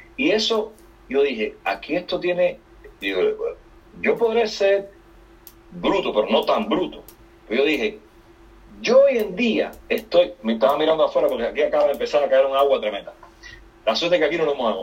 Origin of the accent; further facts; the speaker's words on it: Cuba; now in United States; Yo soy cubano, salí de Cuba en 1994 en, en balsa